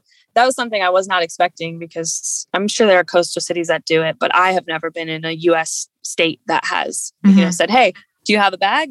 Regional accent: Midwest, United States; I grew up in the Midwest, no ocean around me.

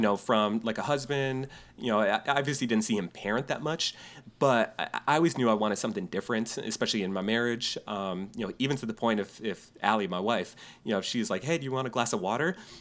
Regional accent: New York, United States; moved away; a friend of mine I grew up with in New York

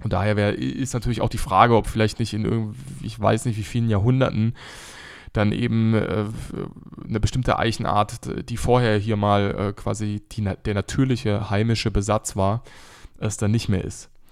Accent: Odenwald, Germany; aus der Region, wo ich herkomme, wo wir beide ja sogar herkommen

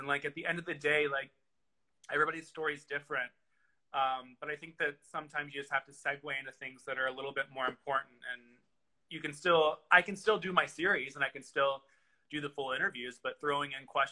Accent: the South, United States; I grew up in the South

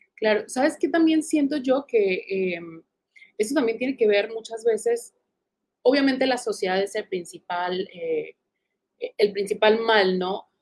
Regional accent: Tijuana, Baja California, Mexico; yo me crié en Tijuana y crecí en Tijuana

